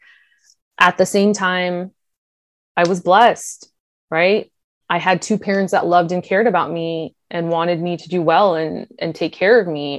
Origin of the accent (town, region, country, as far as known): Sacramento, California, United States; born or raised there; also born or lived in Granite Bay, California